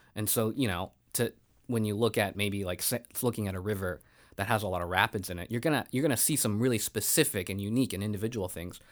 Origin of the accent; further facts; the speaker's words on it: United States; being Asian American and being a woman in our country